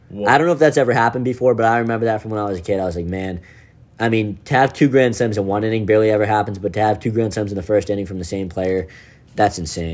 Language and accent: English; Boston, Massachusetts, United States; we're from Boston.